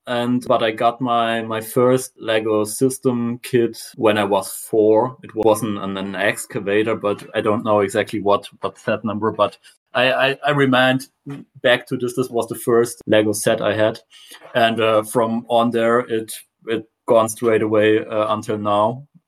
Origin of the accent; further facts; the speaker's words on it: South Germany, Germany; English is a second language; I'm from Germany, especially South Germany.